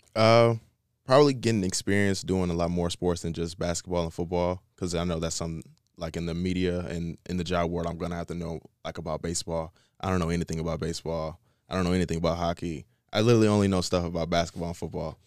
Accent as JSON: {"language": "English", "town": "Kalamazoo", "region": "Michigan", "country": "United States", "said": "I'm from Kalamazoo."}